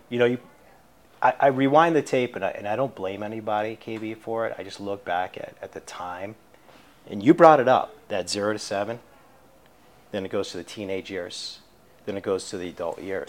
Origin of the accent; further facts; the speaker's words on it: Swampscott, Massachusetts, United States; I grew up just outside the city. Uh, I spent, you know, my childhood life, my, my adolescent years, uh, in a town called Swampscott